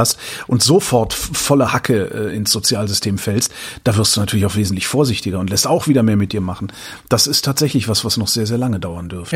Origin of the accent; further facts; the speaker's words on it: West Germany, Germany; ich bin aus dem Westen, meine Frau ist aus dem Osten